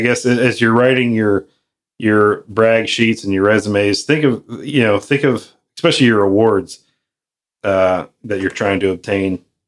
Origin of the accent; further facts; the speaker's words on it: Midwest, United States; I'm from the Midwest.